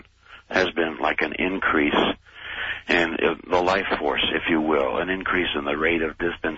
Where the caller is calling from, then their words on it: East Hampton, Connecticut, United States; I'm calling you from East Hampton, Connecticut.